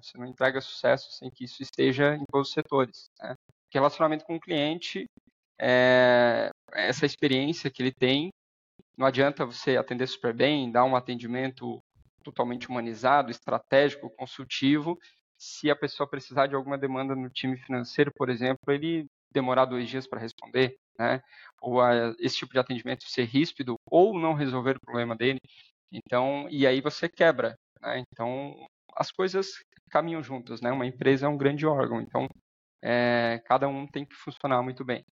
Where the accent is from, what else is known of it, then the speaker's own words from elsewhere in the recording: Araranguá, Santa Catarina, Brazil; also born or lived in Dublin; sou natural aqui de Araranguá